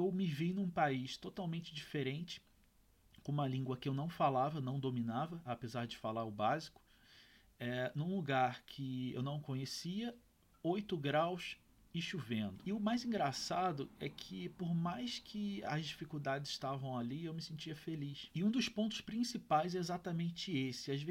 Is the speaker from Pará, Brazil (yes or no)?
no; Rio de Janeiro, Brazil; eu tinha meus 23, 24 anos, morava na casa dos meus pais, eu sou do Rio de Janeiro